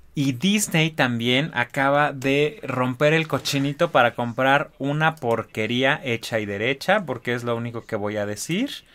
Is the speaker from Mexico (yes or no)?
yes; Mexico; como mexicanos no tenemos memoria